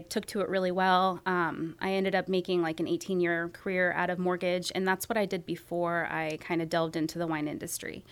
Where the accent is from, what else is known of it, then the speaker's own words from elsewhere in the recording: San Jose, California, United States; moved away as an adult; also born or lived in Santa Cruz, California; now in Medford, United States; I grew up in San Jose